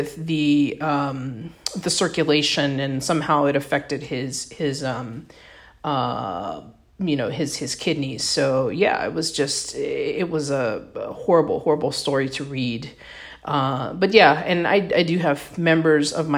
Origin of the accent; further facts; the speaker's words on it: Texas, United States; my home state of Texas